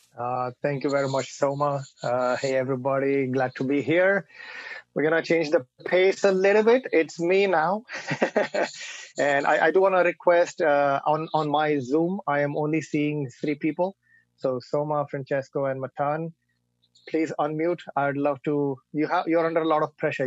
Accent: Mumbai, Maharashtra, India; now in United States; I was born and raised in Bombay or Mumbai

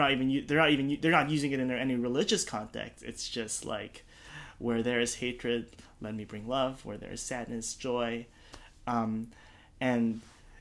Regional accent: Calgary, Alberta, Canada; moved away as an adult; also born or lived in Philippines / Toronto; now in United States; I moved to Canada when I was 9 from the Philippines

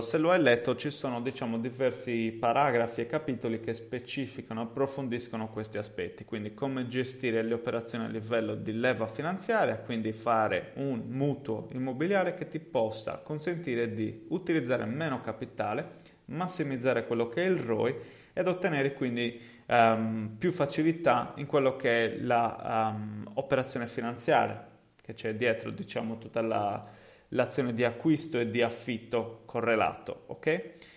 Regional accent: Cagliari, Sardinia, Italy; accent: Cagliari (Sardinian); also born or lived in England; come si deduce da, dal mio accento, è il posto in cui insomma effettivamente vivo

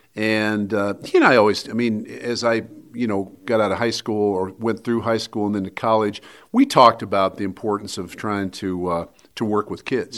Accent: Wheat Ridge, Colorado, United States; living in the same house that I grew up in in Wheat Ridge

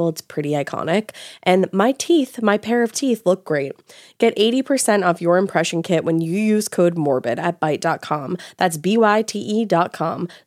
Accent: Rochester, New York, United States; I grew up in Rochester, New York, and this story is on the first house my parents bought together.

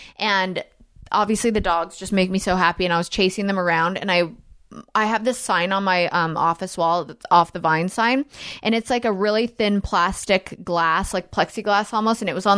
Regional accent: United Kingdom; I am like I'm very British. I'm very, very British.

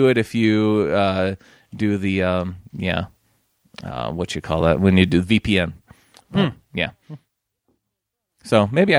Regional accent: England, United Kingdom; It is, in fact, the town I grew up in England.

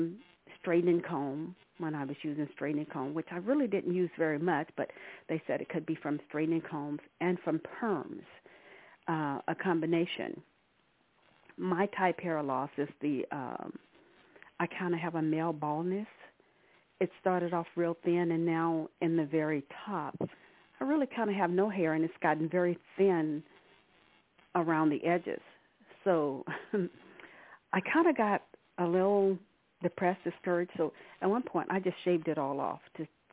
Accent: Arkansas, United States; now in California, United States; I've been living in California for the past 40 plus years. I'm originally from Arkansas.

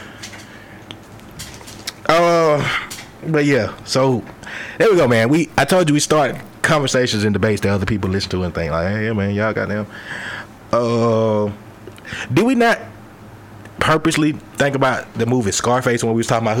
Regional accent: the South, United States; we're from the South

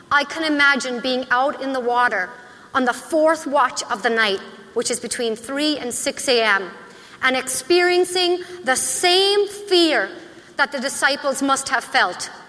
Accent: Lake Michigan, United States; my hometown on the shores of Lake Michigan

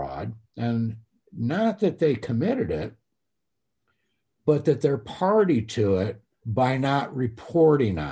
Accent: United States; as an American

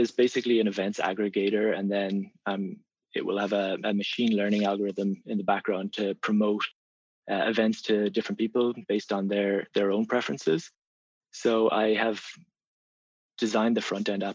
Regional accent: Ireland; moved away as an adult; I grew up in Ireland

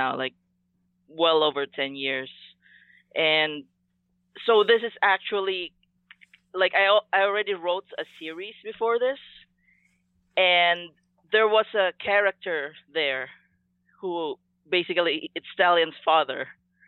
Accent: Philippines; growing up in Filipino culture

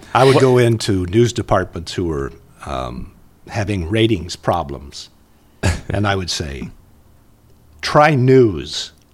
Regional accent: Muncie, Indiana, United States; moved away; also born or lived in Minnesota; I'm from Indiana

